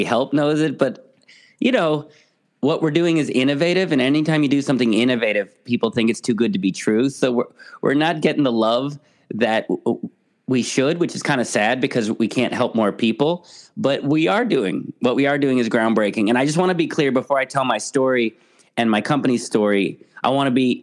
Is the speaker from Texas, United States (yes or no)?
no; San Francisco, California, United States; moved away as an adult; now in United Kingdom; I am originally from San Francisco